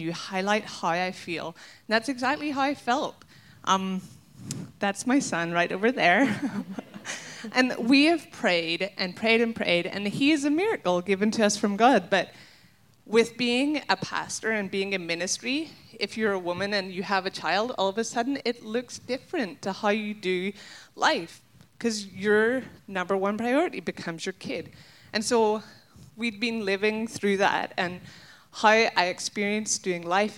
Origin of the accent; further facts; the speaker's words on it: Ireland; now in Minnesota, United States; I'm not American. And so I'm going to embrace the Irishness inside of me